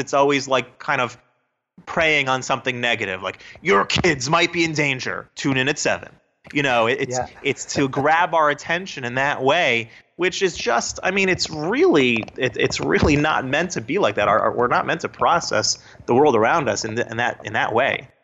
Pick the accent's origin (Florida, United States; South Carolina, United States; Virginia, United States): Florida, United States; South; also born or lived in New Jersey; I grew up in South Florida